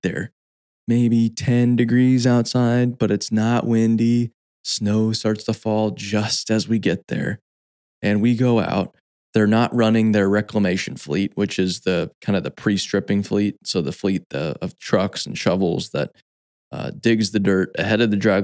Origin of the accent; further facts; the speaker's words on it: Phoenix, Arizona, United States; I grew up in Phoenix, Arizona